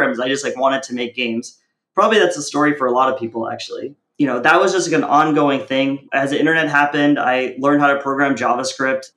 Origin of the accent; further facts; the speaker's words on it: United States; also born or lived in India / Kuwait; when I was four, we came to America